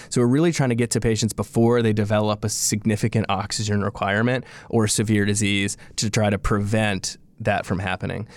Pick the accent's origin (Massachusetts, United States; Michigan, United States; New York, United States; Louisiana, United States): Louisiana, United States; I'm from Louisiana, I'm from here, I was born and raised in this state